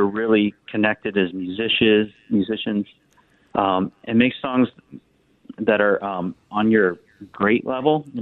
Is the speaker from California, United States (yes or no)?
no; Southern Ohio, United States; I'm from Southern Ohio